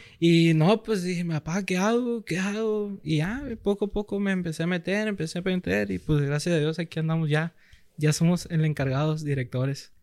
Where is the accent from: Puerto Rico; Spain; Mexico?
Mexico; Culiacán, Sinaloa; toda la vida aquí en Culiacán, soy de la Liga Culiacán Recursos